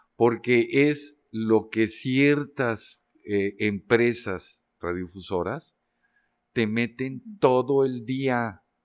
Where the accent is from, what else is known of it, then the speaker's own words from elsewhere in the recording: Durango, Mexico; also born or lived in Mexico City / Amsterdam; now in Torreón, Mexico; Yo soy de Durango, Durango, pero yo tenía ya bastante tiempo viviendo en la Ciudad de México